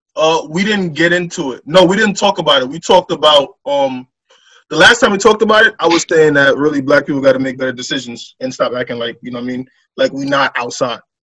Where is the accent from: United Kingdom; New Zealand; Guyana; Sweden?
Guyana; now in United States; I'm from Guyana